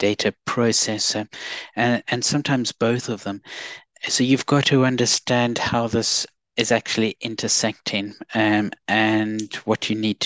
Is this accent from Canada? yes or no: no; South Africa; now in United Kingdom; as some people have picked up from my accent, I'm South African, but I've been here in the UK for a large number of years